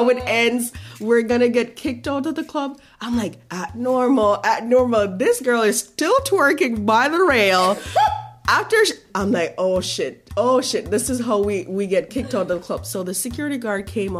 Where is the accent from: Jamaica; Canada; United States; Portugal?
Jamaica; moved away; I'm Jamaican